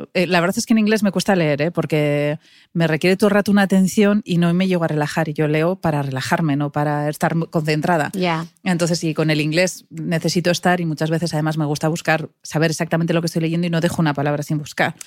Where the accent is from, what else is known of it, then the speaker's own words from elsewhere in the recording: Pamplona, Navarre, Spain; moved away as an adult; now in Madrid, Spain; yo soy de Pamplona y en los 80 Pamplona pues tampoco era una ciudad muy moderna, no teníamos ni McDonald's